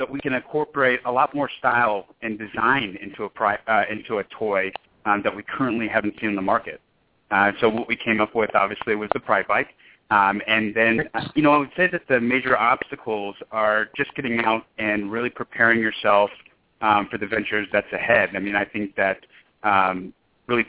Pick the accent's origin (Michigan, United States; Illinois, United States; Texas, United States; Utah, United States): Texas, United States; Houston; moved away as an adult; also born or lived in Lawrence, Kansas / Los Angeles, California; now in Austin, United States; I'm originally from Houston, Texas